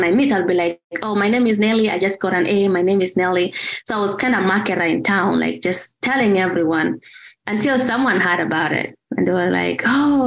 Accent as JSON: {"language": "English", "town": "Mogotio", "region": "Baringo County", "country": "Kenya", "tie": "born or raised there", "moved": "as an adult", "lives_now": "United States", "said": "I grew up in Mogotio"}